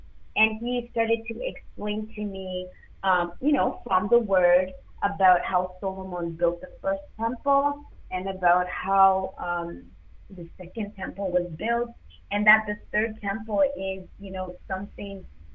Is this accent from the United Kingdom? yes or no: no; Zimbabwe; now in Toronto, Canada; I'm actually African. So I was born in Zimbabwe